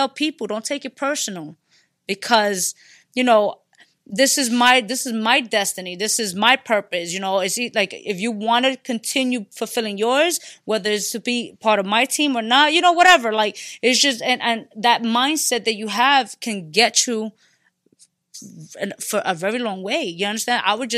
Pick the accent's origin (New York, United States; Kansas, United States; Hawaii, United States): New York, United States; Bronx; I'm from the Bronx, Puerto Rican from the Bronx.